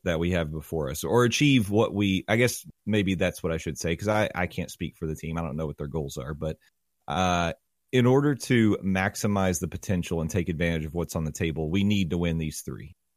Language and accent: English; Knoxville, Tennessee, United States; growing up in Knoxville